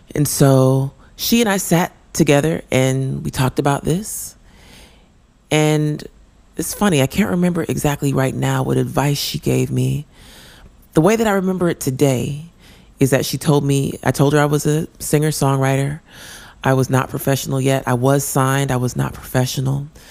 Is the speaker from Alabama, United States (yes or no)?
no; Denver, Colorado, United States; we were growing up in Denver, Colorado.